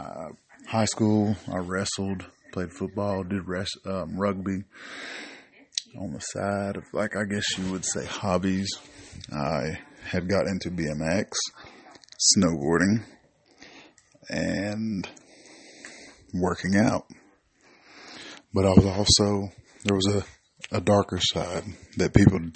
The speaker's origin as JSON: {"language": "English", "town": "Knoxville", "region": "Tennessee", "country": "United States", "said": "I am from Knoxville, Tennessee"}